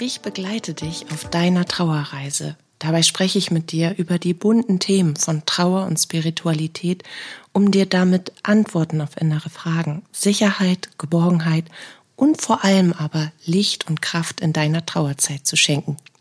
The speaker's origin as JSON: {"language": "German", "region": "Bremen", "country": "Germany", "tie": "born or raised there", "said": "Ich bin gebürtige Bremerin"}